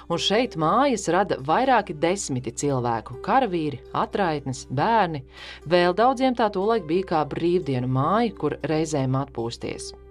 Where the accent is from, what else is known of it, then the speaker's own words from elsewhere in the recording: Latvia; Jo mēs gatavojam visu tikai pēc antīkām metodoloģijām, tikai uz atklātas uguns. Un mēs visi esam latvieši.